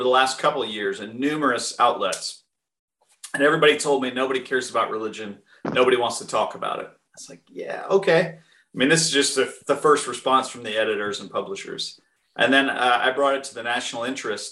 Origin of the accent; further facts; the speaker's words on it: New England, United States; moved away; also born or lived in Southern United States; I was raised Baptist in New England, and then I moved to the South